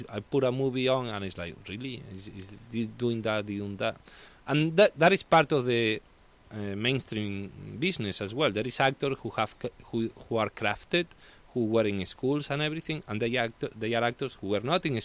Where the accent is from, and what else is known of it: Spain; English is a second language; moved away as an adult; also born or lived in Italy; now in United States